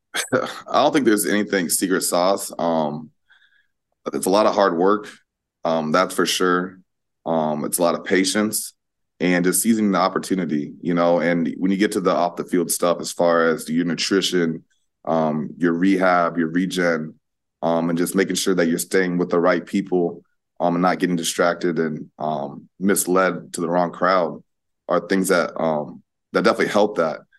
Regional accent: Iowa, United States; moved away as an adult; now in New York City, United States; represent my hometown, represent Iowa as, as a state

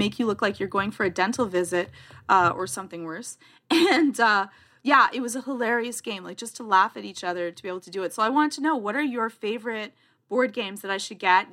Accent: Canada; I'm Canadian

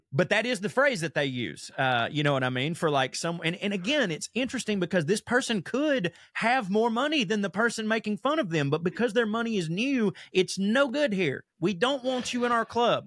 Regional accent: the South, United States; born or raised there

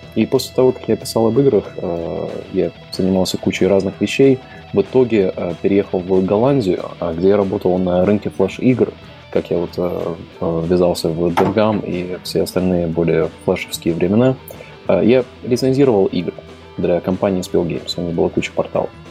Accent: Latvia; я изначально из Латвии

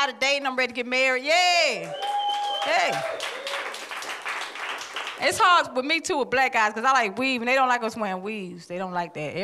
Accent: Atlanta, Georgia, United States; I'm from Atlanta.

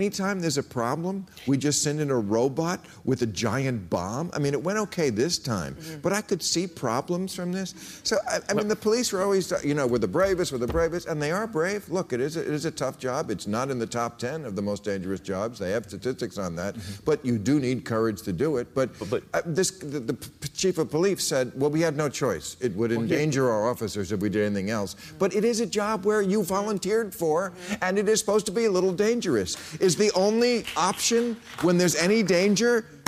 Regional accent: United States; And I say that, and I'm an American.

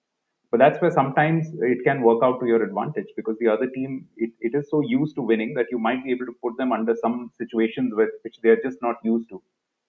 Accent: Delhi, India; I'm from Delhi.

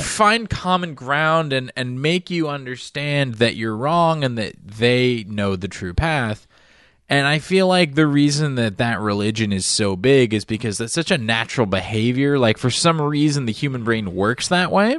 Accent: Florida, United States; I grew up in the South

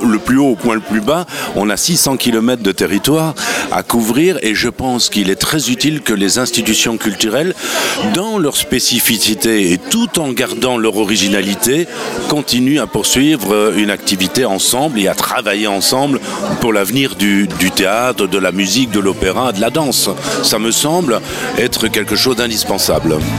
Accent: Belgium; now in France; mon pays natal, c'est-à-dire la Belgique.

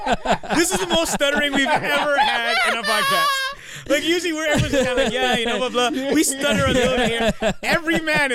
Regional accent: Canada; accent: Canadian; don't make fun of my Canadian accent.

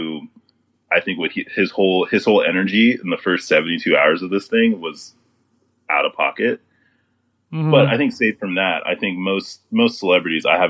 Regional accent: Houston, Texas, United States; moved away as an adult; I'm from Houston, so born and raised up to 18 in Houston

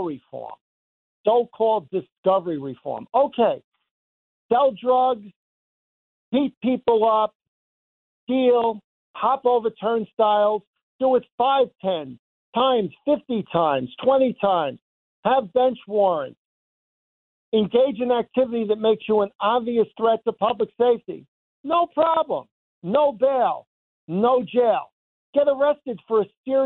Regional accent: Valley Stream, New York, United States; I grew up in Valley Stream

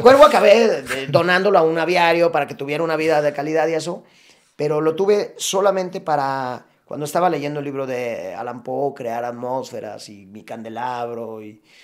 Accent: Mexico

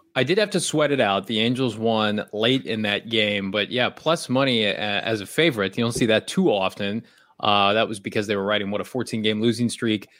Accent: Illinois, United States; also born or lived in Oregon; now in Phoenix, United States; I'm from Illinois originally, spent some time in Oregon.

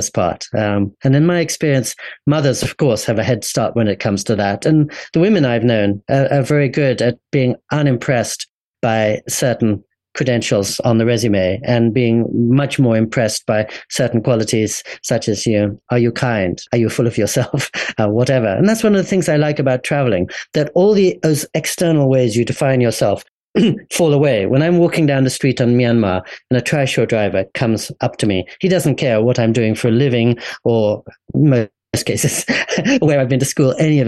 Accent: England, United Kingdom; moved away as an adult; also born or lived in California / Japan; growing up in England

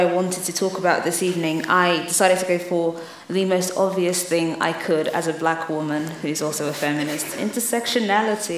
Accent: London, United Kingdom; also born or lived in Lagos, Nigeria; I grew up in London and in Lagos, in Nigeria.

